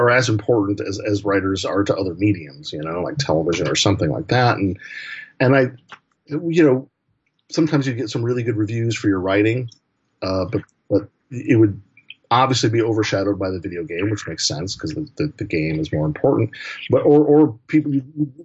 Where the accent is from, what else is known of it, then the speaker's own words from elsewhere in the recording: Portland, Oregon, United States; growing up in Portland, we had our own old wrestling territory, the, you know, Pacific Northwest Wrestling.